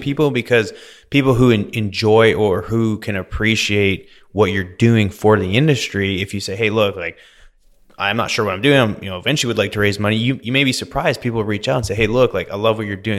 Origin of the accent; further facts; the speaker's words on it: Vernon, British Columbia, Canada; now in Houston, United States; I grew up in Vernon, B C, grew up, you know, playing sports, partying